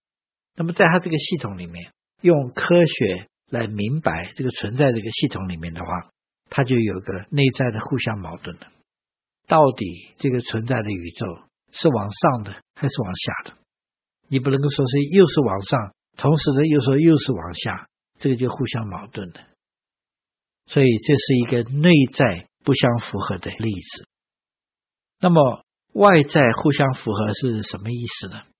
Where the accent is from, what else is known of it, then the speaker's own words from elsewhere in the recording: China; 我们中国人的这个算盘是比较接近。